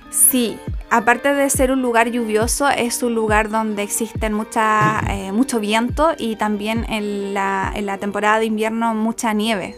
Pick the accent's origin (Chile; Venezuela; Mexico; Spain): Chile; Puerto Montt, Los Lagos; also born or lived in Río Grande, Argentina; soy de Puerto Montt, soy oriunda y nacida en la ciudad de Puerto Montt